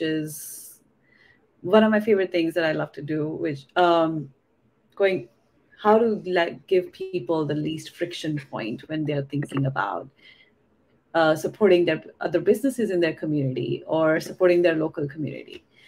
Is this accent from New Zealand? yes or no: no; India; English is a second language; moved away as an adult; now in California, United States; I was born and raised in India actually, and I was there. I did my undergrad in India too in engineering, and I moved to the US in when I was 22